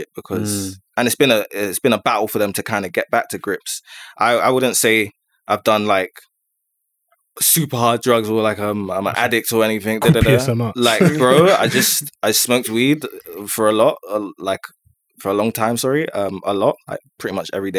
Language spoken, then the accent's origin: English; London, United Kingdom; I grew up in Neasden